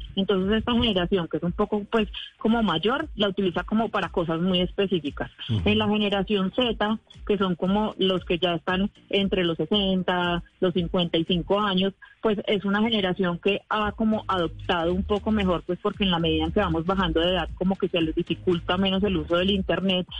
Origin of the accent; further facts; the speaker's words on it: Colombia; somos efectivamente una, un país con menos población que otros países